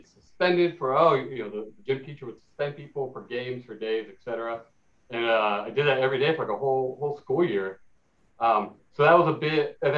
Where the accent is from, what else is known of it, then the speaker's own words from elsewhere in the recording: Glendale, California, United States; Yeah, I'm from Los Angeles, California, or more specifically Glendale, California.